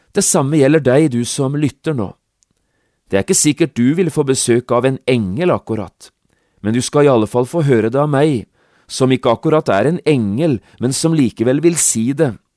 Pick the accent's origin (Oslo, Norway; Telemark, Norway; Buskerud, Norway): Telemark, Norway; Notodden; i mitt eget barndomshjem, hjemme på Notodden